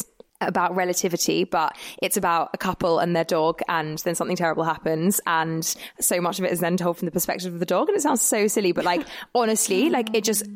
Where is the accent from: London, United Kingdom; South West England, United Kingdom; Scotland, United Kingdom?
London, United Kingdom; I'm from London